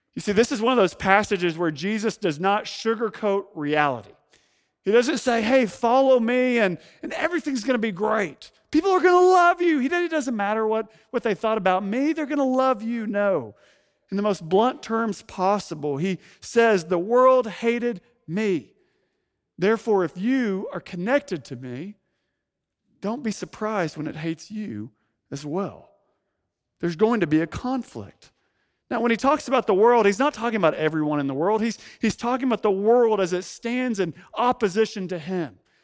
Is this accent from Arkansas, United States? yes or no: yes; Fayetteville, Arkansas, United States; moved away as an adult; also born or lived in San Francisco Bay Area; now in San Francisco, United States; for most of my life, before moving to the Bay Area, home was the Ozark Mountains of Northwest Arkansas